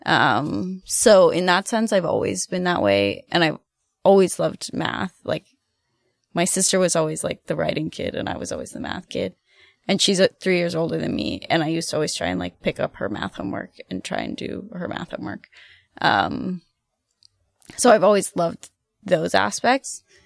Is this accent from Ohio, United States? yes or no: yes; Ohio, United States; moved away as an adult; also born or lived in Athens, Ohio / Germany; now in Boston, United States; I'm from Ohio. Uh, I'm a Midwestern girl at heart